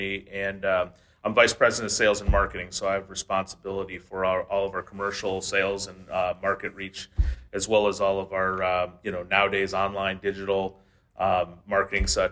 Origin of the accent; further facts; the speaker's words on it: Detroit, Michigan, United States; I'm from the Metro Detroit area